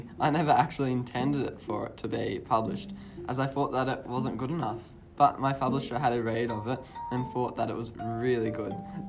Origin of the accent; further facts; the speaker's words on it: Johannesburg, Gauteng, South Africa; born there; I was born in Johannesburg, South Africa as an illegitimate child. I had a difficult childhood and spent several years in an orphanage.